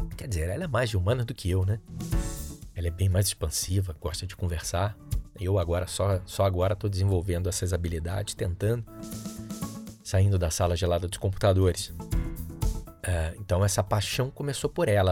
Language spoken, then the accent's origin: Portuguese; Rio de Janeiro, Brazil; sou natural do Rio de Janeiro, sou carioca